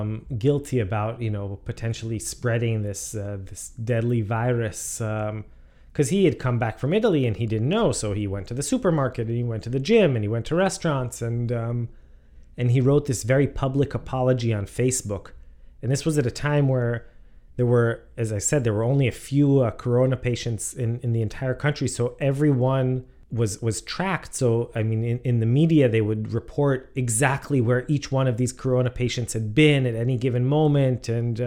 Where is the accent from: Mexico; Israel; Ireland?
Israel; Jerusalem, Jerusalem District; moved away as an adult; also born or lived in United States / England; So I am from Jerusalem. I lived in Jerusalem my entire life. And then after my military service, I came to the States for school.